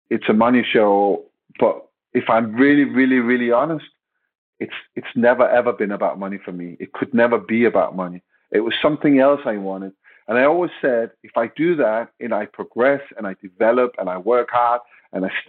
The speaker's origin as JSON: {"language": "English", "country": "Denmark", "second_language": "English", "moved": "as an adult", "lives_now": "England", "said": "I came directly from Denmark. I was supposed to move to England, all of my luggage, all of my clothes."}